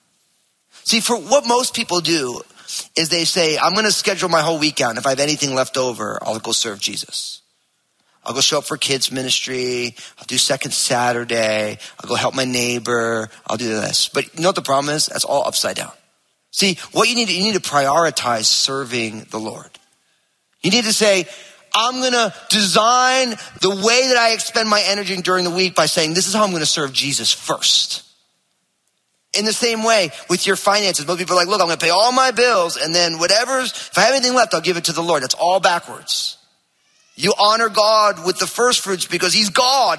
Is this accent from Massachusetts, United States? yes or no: no; New Jersey, United States; I'm from New Jersey